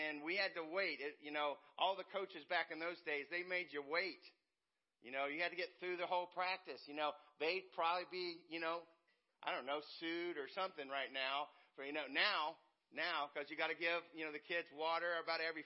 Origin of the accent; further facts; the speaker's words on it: West Virginia, United States; now in Indiana, United States; I'm a West Virginia boy. I grew up in West Virginia. And I'm in Indiana. I've been in Indiana most of my life now.